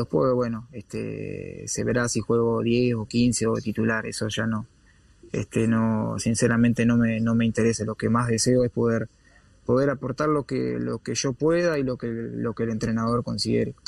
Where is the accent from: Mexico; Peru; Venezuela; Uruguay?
Uruguay; moved away as an adult; also born or lived in Spain / England; así somos los uruguayos